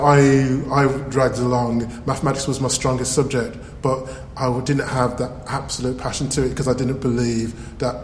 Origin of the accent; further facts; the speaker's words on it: Birmingham, West Midlands, United Kingdom; accent: Birmingham; I'm from Birmingham. I, as you can say, I have a Birmingham accent.